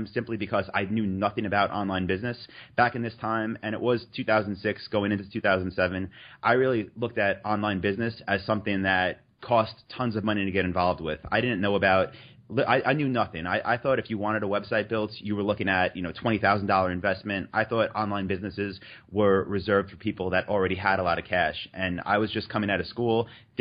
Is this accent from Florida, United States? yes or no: no; New York, United States; moved away as an adult; also born or lived in North Carolina; So I'm from New York